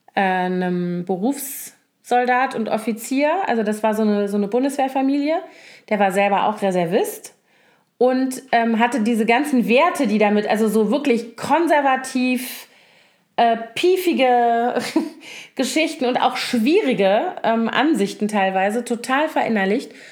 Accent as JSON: {"language": "German", "town": "Koblenz", "region": "Rhineland-Palatinate", "country": "Germany", "tie": "born or raised there", "also_born_or_lived": "Bonn", "moved": "yes", "said": "ich komme ja nun aus Koblenz, was ja so eine traditionelle Garnisonsstadt ist mit zehn aktiven Kasernen ungefähr, als ich da noch, also als ich da aufgewachsen bin."}